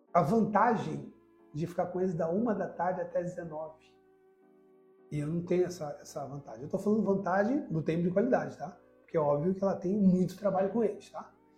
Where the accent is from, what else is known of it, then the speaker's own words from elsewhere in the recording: Brazil; eu sou brasileiro